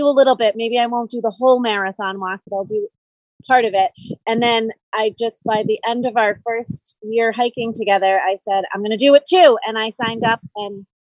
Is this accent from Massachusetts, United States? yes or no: yes; Holden, Massachusetts, United States; I grew up in Holden, Massachusetts